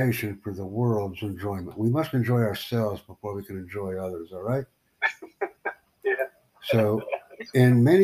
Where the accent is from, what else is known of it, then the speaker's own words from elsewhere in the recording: United States; I'm from the United States